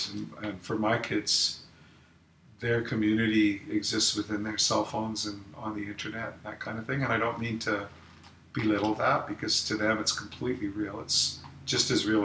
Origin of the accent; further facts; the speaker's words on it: Alberta, Canada; also born or lived in Manitoba / British Columbia; now in Vancouver Island, Canada; growing up in Alberta, in Canada